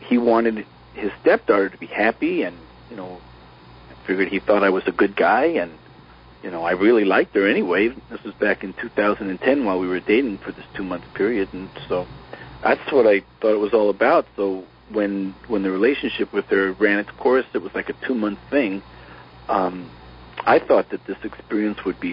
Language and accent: English; East Coast, United States; moved away as an adult; I grew up in the East Coast